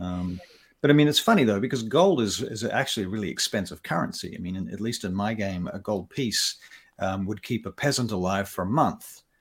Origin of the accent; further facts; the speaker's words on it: Papua New Guinea; moved away; I was born in Papua New Guinea, and I was raised largely over there